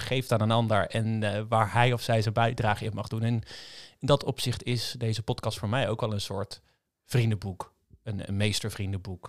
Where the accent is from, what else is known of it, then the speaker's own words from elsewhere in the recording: Rotterdam, South Holland, Netherlands; Ik kom uit Rotterdam.